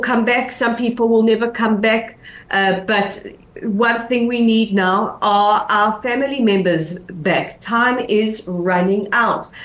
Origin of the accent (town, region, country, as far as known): Israel